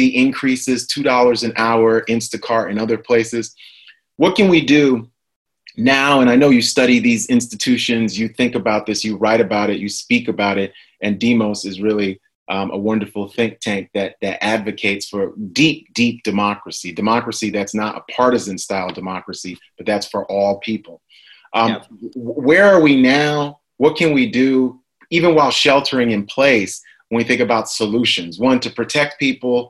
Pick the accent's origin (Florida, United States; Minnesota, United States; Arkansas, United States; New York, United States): New York, United States; moved away; New York is my hometown